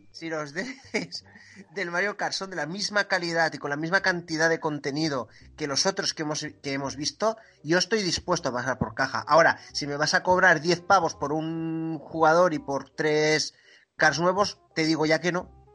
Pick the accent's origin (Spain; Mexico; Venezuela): Spain; Gandia, Valencian Community; accent: apitxat; soy de Gandía